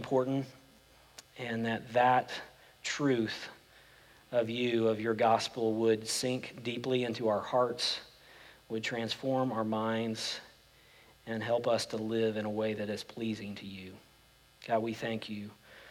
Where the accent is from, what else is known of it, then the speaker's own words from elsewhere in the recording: Oklahoma, United States; now in Frisco/McKinney area, Texas, United States; I grew up in Oklahoma, and we drive back to where I grew up